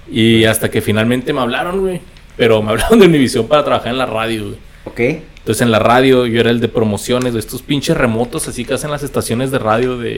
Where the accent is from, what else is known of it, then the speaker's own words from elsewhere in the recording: United States; now in Juárez, Mexico; Porque pues soy allá de, soy gringo. Entonces trabajaba en El Paso y vivía aquí en Juárez.